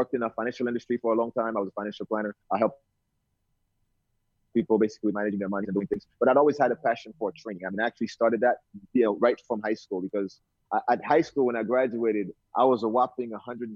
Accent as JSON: {"language": "English", "country": "Haiti", "tie": "born or raised there", "also_born_or_lived": "Brooklyn, New York, United States / New Jersey, United States / Hawaii, United States", "accent": "Brooklyn", "moved": "yes", "said": "I was born in Haiti originally, and that's where I grew up. I came to New York literally when I first came to the U.S. So grew up in Brooklyn, went to high school in Canarsie."}